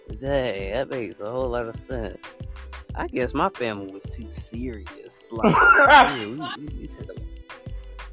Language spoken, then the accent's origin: English; Alabama, United States; I'm from a little state called Alabama